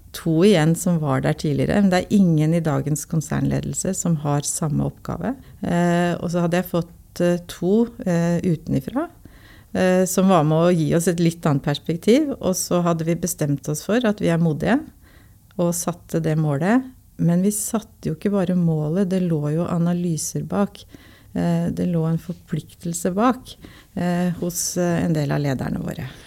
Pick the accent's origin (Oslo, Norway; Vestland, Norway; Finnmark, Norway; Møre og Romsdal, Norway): Oslo, Norway; Jeg er jo født og oppvokst på Linderud eh, i Groruddalen